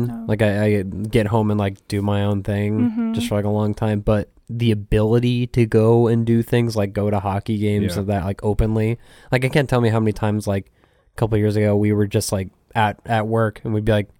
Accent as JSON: {"language": "English", "town": "Phoenix", "region": "Arizona", "country": "United States", "tie": "born or raised there", "moved": "yes", "lives_now": "Dallas, United States", "said": "when I lived in Phoenix"}